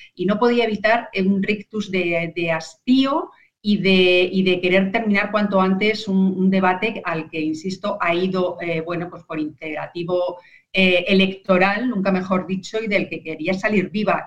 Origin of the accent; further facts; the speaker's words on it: Alcalá de Henares, Community of Madrid, Spain; reportando desde mi tierra